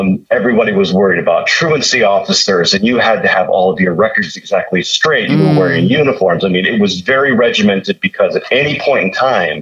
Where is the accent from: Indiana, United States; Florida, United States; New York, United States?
Indiana, United States; also born or lived in Virginia; we moved from Virginia back to my home state of Indiana